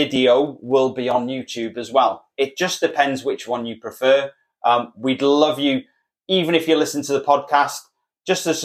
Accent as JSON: {"language": "English", "region": "Wales", "country": "United Kingdom", "said": "We're Welsh"}